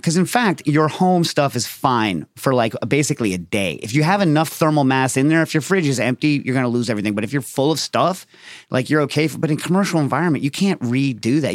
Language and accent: English; New York City, New York, United States; as a New Yorker from that time